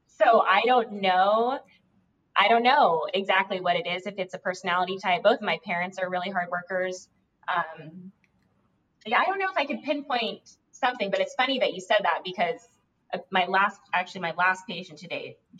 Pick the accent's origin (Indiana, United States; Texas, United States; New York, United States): Indiana, United States; now in Greenville, United States; I'm from Indiana.